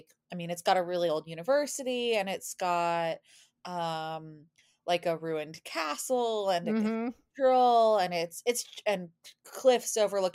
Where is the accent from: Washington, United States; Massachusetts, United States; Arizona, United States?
Massachusetts, United States; Boston; moved away as an adult; now in St Andrews, United Kingdom; So I'm originally from a suburb of Boston, in Massachusetts in the US.